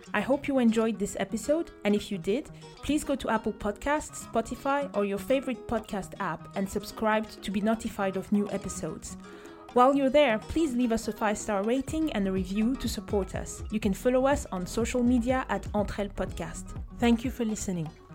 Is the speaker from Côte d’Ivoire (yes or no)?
yes; Côte d’Ivoire; I grew up in in Ivory Coast